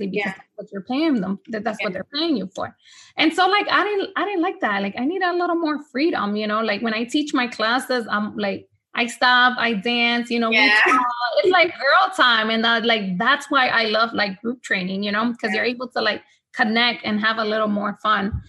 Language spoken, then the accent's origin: English; Honduras; first language Spanish; English is a second language; now in United States; I was born here in the States, but I moved back to Honduras. So Spanish has always been my first language